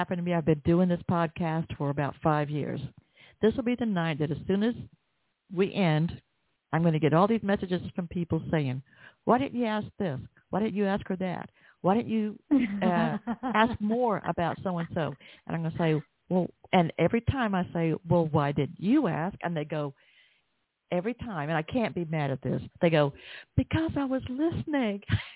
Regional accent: Atlanta, Georgia, United States; accent: Southern; Atlanta, Georgia, my hometown

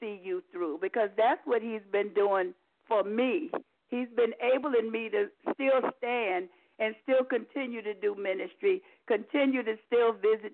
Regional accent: Virginia, United States; moved away as an adult; also born or lived in New York; I'm originally from Virginia. I spent most of my adult life in New York, working at the Postal Service.

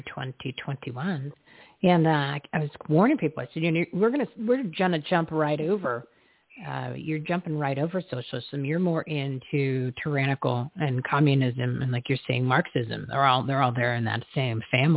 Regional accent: New Jersey, United States; I'm from New Jersey.

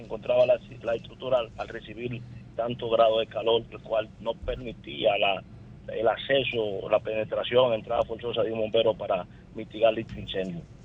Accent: La Romana, Dominican Republic; yo soy de la Romana

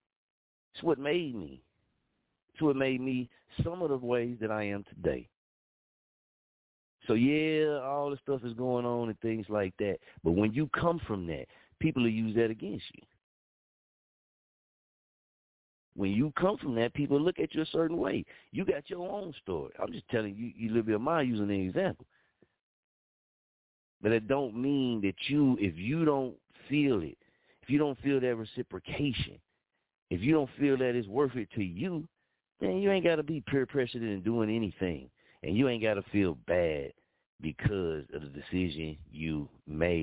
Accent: Muskogee, Oklahoma, United States; moved away as an adult; I had to leave Muskogee, Oklahoma to change my life and to change my mindset. Coming up in Muskogee, Oklahoma did not prepare me

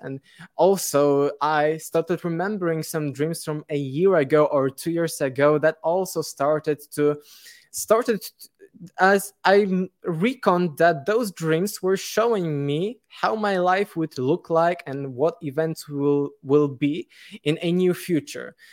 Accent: Poland; English is a second language; I'm from Poland

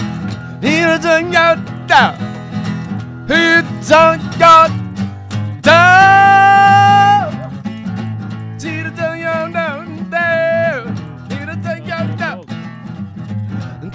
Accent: New Brunswick, New Jersey, United States; also born or lived in New York; I come from New Brunswick

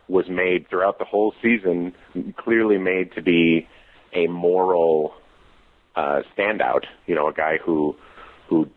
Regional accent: Minnesota, United States; I'm from Minnesota

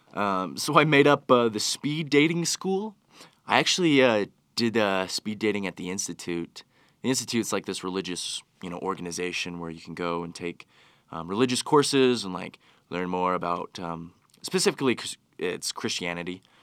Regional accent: Utah, United States; I've grown up here in Utah

